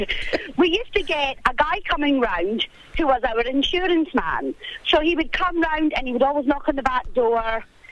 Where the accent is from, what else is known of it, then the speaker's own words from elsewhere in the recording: Scotland, United Kingdom; now in Australia; Well, clearly I'm not from here, so I grew up in Scotland